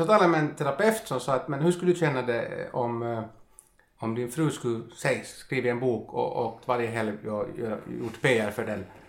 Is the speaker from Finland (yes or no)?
yes; Finland; kommer jag från Finland